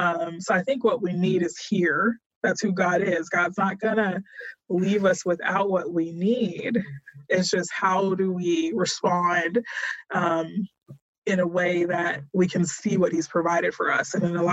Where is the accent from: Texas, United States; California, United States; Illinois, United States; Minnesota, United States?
Texas, United States; and I'm a Texan, and I tell people East Texas is still like another country. And I grew up in Texas.